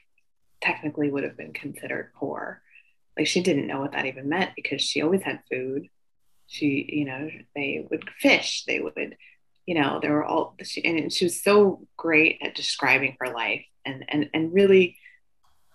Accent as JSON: {"language": "English", "region": "Midwest", "country": "United States", "tie": "born or raised there", "said": "I'm familiar with being Asian American, growing up in the Midwest."}